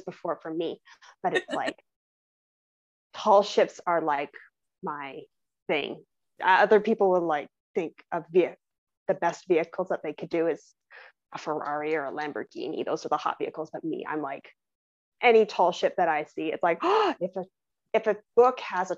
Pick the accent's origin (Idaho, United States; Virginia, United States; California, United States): California, United States; San Diego area; moved away; that is set in San Diego, the closest that I've been to my hometown area